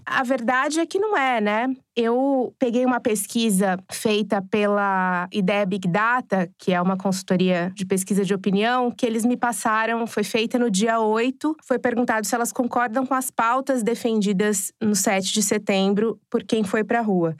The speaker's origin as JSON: {"language": "Portuguese", "town": "Araçatuba", "region": "São Paulo", "country": "Brazil", "said": "sou de Araçatuba, uma cidade em que o Bolsonaro teve 80%"}